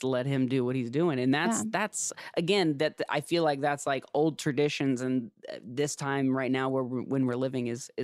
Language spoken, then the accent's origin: English; Ohio, United States; moved away as an adult; now in Los Angeles, United States; I'm from Ohio and I moved out to Los Angeles